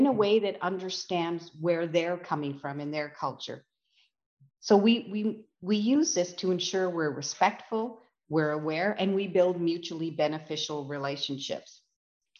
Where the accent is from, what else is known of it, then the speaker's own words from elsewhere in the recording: West Coast, Canada; now in Canadian Prairies; having been born and raised on the West Coast